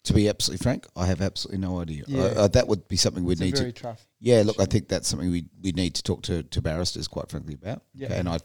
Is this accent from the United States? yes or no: no; Australia; The fact is we're Australian.